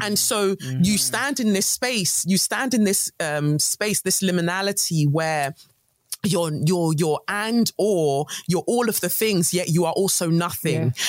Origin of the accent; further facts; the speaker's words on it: London, United Kingdom; also born or lived in Nigeria; Peckham's where I grew up in Southeast London